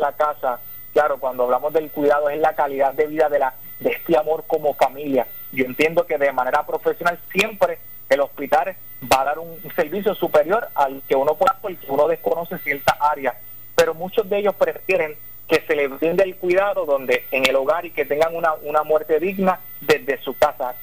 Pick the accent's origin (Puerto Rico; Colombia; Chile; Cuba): Puerto Rico; southwest Puerto Rico; soy del solidario del suroeste